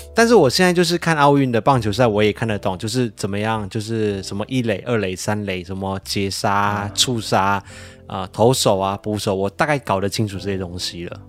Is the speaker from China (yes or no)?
no; Malaysia; now in Taiwan; 我是马来西亚人